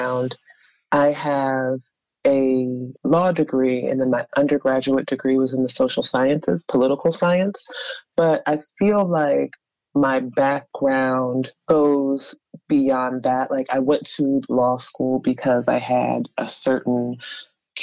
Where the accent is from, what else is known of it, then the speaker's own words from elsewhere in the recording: Howard County, central Maryland, United States; also born or lived in Baltimore, Maryland; I grew up in central Maryland, Howard County, mm-hmm. for the most part